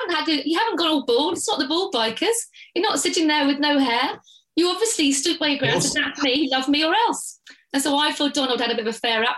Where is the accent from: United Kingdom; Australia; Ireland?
United Kingdom; Surrey, South East England; accent: posh; I was actually brought up in Surrey, and it's very hard to say Surrey without saying the posh accent.